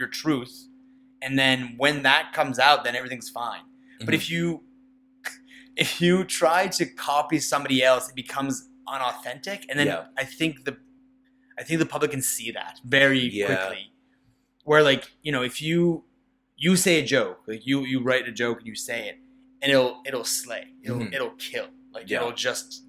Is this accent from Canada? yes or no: yes; Nova Scotia, Canada; I'm from Nova Scotia.